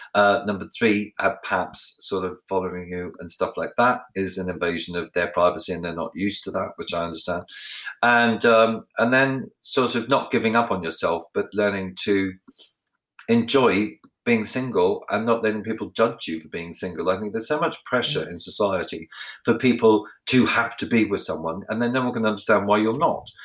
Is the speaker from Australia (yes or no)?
yes; Ballarat, Victoria, Australia; where I grew up in Ballarat, where I lived